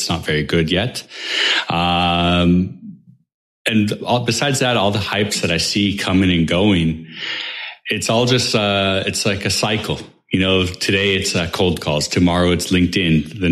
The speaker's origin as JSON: {"language": "English", "town": "Seattle", "region": "Washington", "country": "United States", "moved": "as an adult", "lives_now": "Israel", "said": "I'm from Seattle originally, but I'm now living in Israel"}